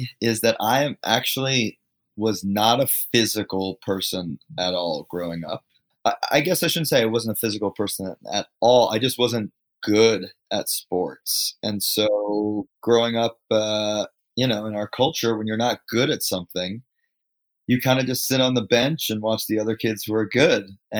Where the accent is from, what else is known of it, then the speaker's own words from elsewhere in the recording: New York, United States; I grew up just outside of New York City.